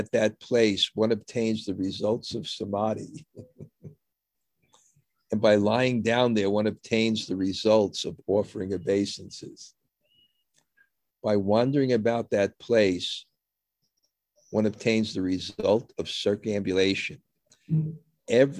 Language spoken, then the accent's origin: English; New York City, New York, United States